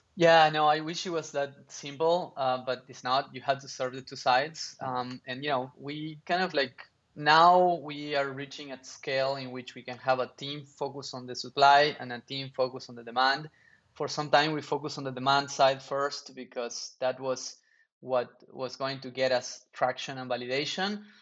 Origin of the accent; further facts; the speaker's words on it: Argentina; moved away; also born or lived in New York; I grew up in Argentina